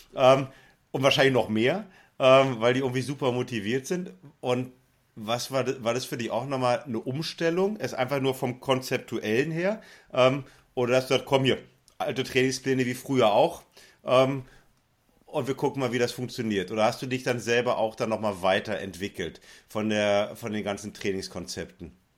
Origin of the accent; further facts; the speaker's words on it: West Germany, Germany; als Wessi